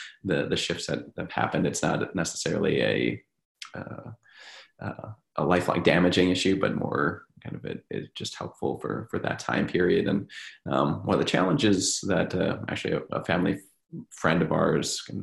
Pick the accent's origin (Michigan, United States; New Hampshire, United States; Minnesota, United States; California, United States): Minnesota, United States; moved away; I'm from Minnesota